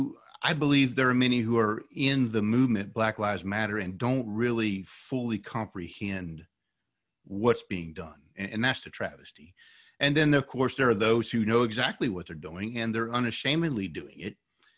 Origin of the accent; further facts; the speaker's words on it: West Virginia, United States; Originally, I'm from West Virginia.